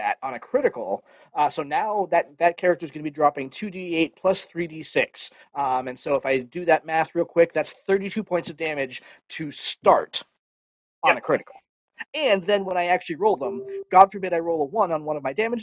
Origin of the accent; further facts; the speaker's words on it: Boston, Massachusetts, United States; I'm from Boston